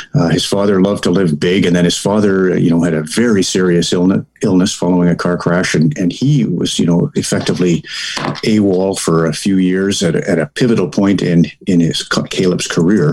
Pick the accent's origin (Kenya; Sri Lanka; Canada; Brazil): Canada; as Canadians